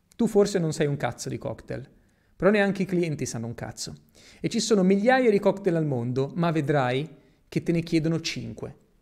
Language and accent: Italian; Italy; moved away as an adult; also born or lived in Spain; now in Dubai, United Arab Emirates; io sono nato in Italia, però sono cresciuto praticamente in Spagna